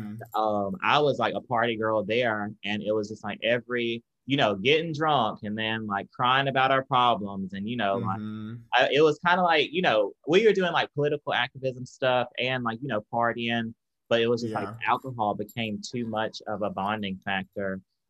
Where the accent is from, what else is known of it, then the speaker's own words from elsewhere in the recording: Tupelo, Mississippi, United States; moved away as an adult; also born or lived in Michigan / Chicago; I'm from Mississippi, Tupelo, Mississippi. But my dad's side of the family is from down here, like Louisiana, Mississippi area.